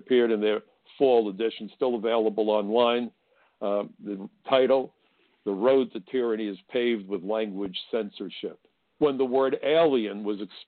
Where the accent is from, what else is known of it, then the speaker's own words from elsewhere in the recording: New York City, New York, United States; I come from Brooklyn, where schoolyard fistfights were not uncommon